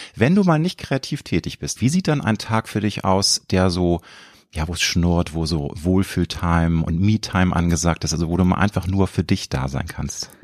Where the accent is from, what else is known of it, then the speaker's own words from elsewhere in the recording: Hamburg, Germany; in Hamburg warst du tätig, meiner Heimatstadt